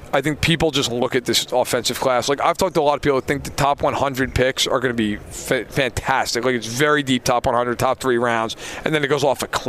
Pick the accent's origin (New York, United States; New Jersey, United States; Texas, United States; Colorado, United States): New York, United States; moved away; I was in New York. I grew up in New York.